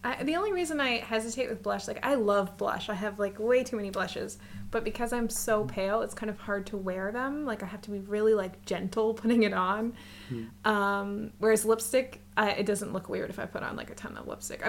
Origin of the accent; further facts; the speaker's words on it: United States; now in Canada; I live in Canada, but I'm American